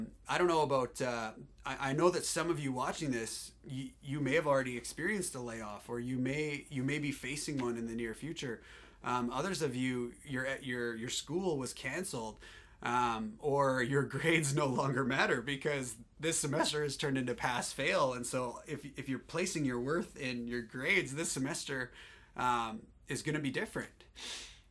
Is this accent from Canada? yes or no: yes; Alberta, Canada; I'm from Alberta.